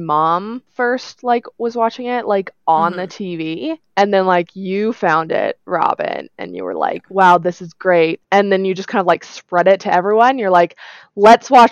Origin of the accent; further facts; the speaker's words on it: Red Deer, Alberta, Canada; I live in my hometown of Red Deer, Alberta